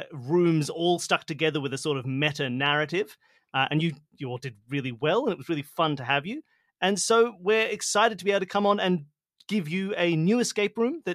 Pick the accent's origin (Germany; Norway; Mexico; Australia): Australia; This is how you can tell we're Australian, not American